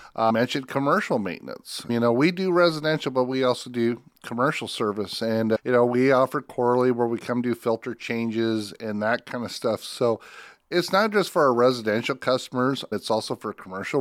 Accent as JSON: {"language": "English", "town": "Spencer", "region": "Iowa", "country": "United States", "tie": "born or raised there", "said": "I grew up in Spencer"}